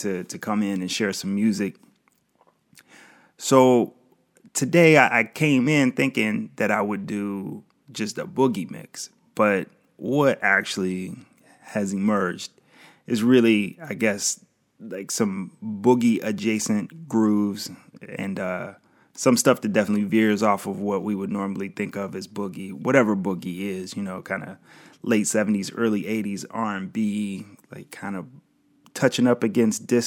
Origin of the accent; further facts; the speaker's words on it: Ohio, United States; also born or lived in Springfield, Ohio; I'm from Ohio, spent a lot of time in Springfield, which is really close to Dayton, have family in Dayton